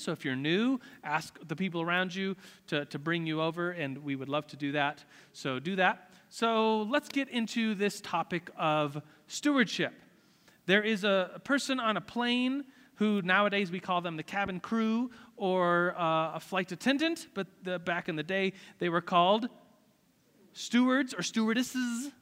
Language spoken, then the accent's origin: English; United States; As an American, as someone who's rich